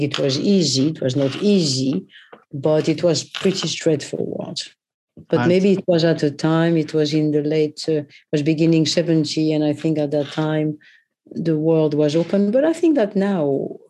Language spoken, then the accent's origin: English; Paris, Île-de-France, France; now in London, United Kingdom; I was born in Paris, but I grew up in Paris